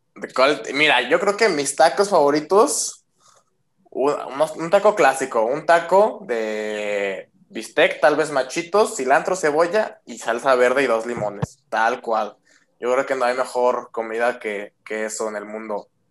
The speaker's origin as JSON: {"language": "Spanish", "country": "Mexico", "said": "La mayoría somos mexicanos"}